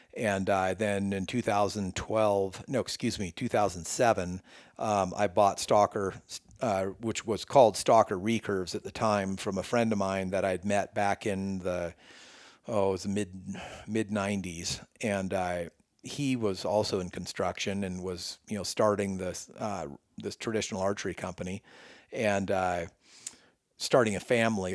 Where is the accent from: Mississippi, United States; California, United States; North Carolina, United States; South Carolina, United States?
California, United States; Northern; moved away as an adult; now in Colorado, United States; born and raised in Northern California my whole life